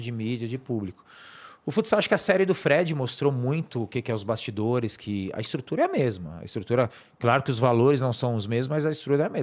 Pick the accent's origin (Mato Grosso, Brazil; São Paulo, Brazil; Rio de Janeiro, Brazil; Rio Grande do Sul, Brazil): São Paulo, Brazil; moved away as an adult; now in Sorocaba, Brazil; sou daqui da zona norte de São Paulo, sou nascido no Parque do Chaves